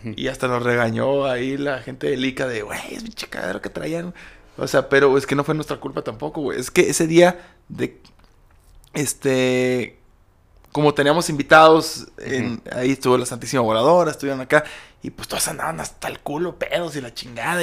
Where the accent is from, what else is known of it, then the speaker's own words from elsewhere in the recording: Aguascalientes, Mexico; es mi tierra